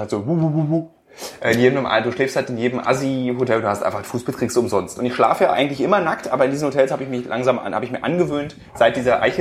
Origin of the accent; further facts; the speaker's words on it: Berlin, Germany; born there; Aber ich kenne so ganz wenig, so gebürtige Berliner, wie wir es sind